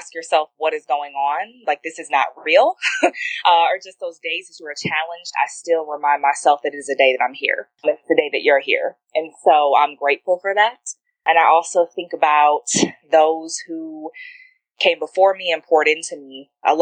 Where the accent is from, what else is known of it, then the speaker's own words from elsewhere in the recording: Detroit, Michigan, United States; also born or lived in St. Louis; I was born in Detroit, Michigan. And I moved around every year of my childhood, pretty much. So from Detroit, moved around Detroit in the greater Detroit area. But I definitely identify as a Detroiter.